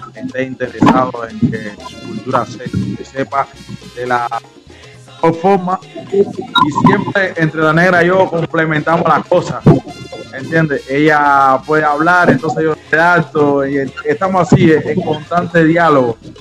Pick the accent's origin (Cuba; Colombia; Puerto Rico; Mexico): Cuba; also born or lived in Villa Carlos Paz, Argentina; now in Córdoba, Argentina; yo como propio cubano